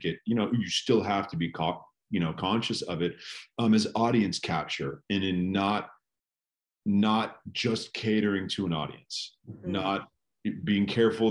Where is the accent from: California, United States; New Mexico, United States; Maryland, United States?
California, United States; California is my home state, but my family's from New York